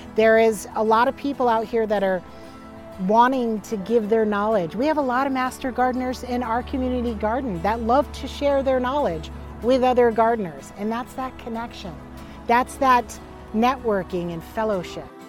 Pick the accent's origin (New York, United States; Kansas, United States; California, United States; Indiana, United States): New York, United States; moved away as an adult; also born or lived in Florida; now in Salem, United States; I was born down in Florida, and then I, I was raised in New York, and then I came out here uh, end of 2008